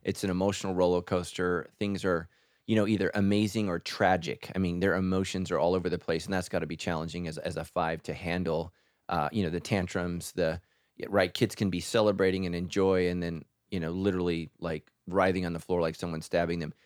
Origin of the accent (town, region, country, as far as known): California, United States